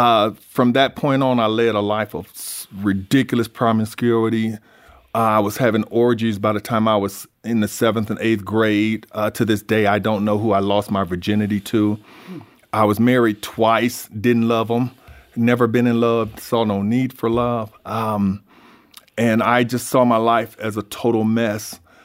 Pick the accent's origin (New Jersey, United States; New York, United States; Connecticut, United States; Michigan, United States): Michigan, United States; It was actually the halfway point between Chicago and Detroit, so it was a drug-run city. I was raised in the Vineyard Housing Project, which was considered the worst place in the city